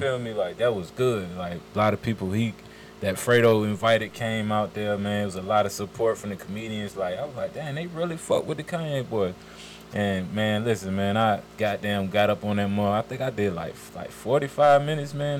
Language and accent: English; Richmond, Virginia, United States; also born or lived in Decatur, Georgia; now in Stone Mountain, United States; I'm from Richmond, Virginia. I was born in Richmond, Virginia.